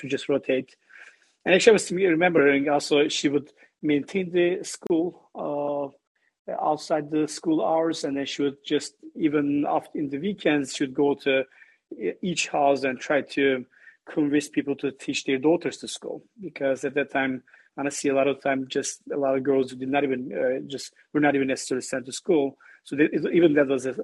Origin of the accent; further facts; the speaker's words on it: Southeastern Anatolia, Turkey; moved away; I grew up in Turkey, southeast part of Turkey. I was in a small village